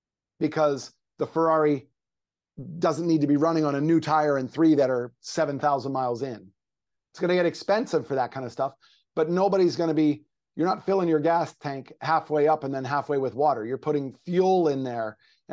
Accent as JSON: {"language": "English", "region": "Pennsylvania", "country": "United States", "said": "Well, I am from Pennsylvania. So yeah, that might be 2-3 days a week, but I'm living in Southern California now."}